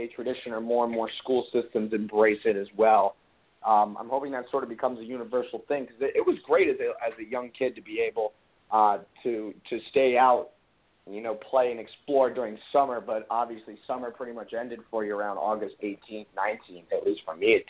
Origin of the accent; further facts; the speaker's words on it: Maryland, United States; also born or lived in Pittsburgh, Pennsylvania; I was in the Maryland school district for the majority of my education, you know, left Pittsburgh at a young age